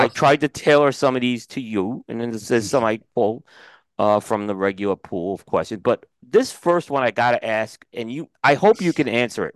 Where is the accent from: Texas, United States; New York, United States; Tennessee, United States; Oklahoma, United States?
New York, United States; I grew up in New York